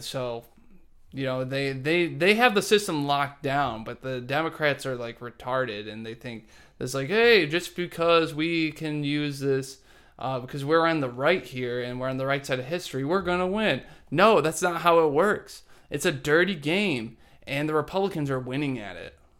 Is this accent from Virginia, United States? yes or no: no; Dearborn, Michigan, United States; I grew up in Dearborn